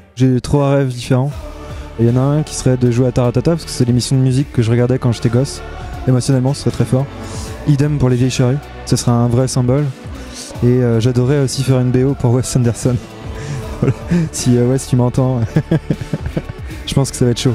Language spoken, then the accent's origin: French; La Roche-sur-Yon, Pays de la Loire, France; j'ai grandi à La Roche-sur-Yon